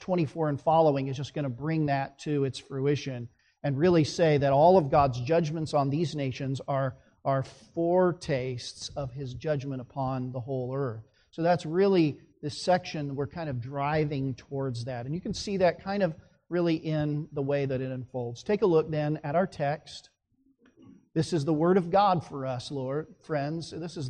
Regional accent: Phoenix, Arizona, United States; I grew up in Phoenix, Arizona

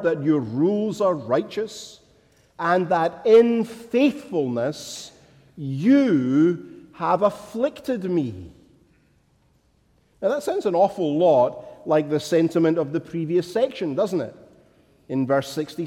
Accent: Scotland, United Kingdom; as a child growing up in Scotland

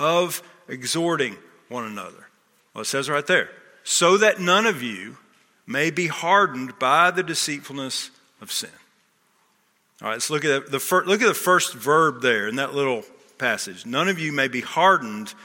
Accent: Texas, United States; moved away as an adult; also born or lived in Wilmington, Delaware; I grew up in Texas

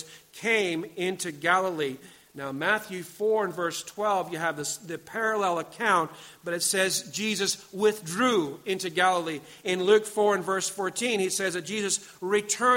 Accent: Pakenham, Victoria, Australia; I come from Pakenham

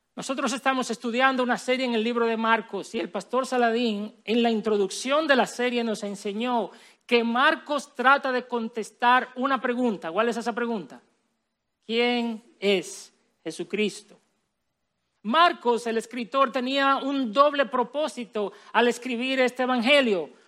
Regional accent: Villa Altagracia, San Cristóbal, Dominican Republic; Yo crecí en Villalda Gracia

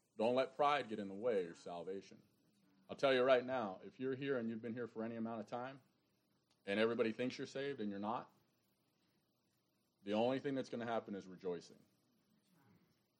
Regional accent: New York, United States; moved away; I'm a New Yorker

